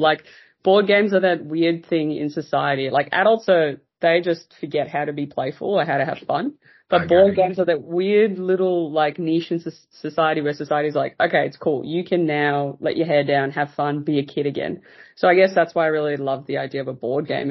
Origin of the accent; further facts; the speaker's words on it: South Africa; moved away as an adult; now in Australia; I'm originally from South Africa. So yeah. uh, I was born there.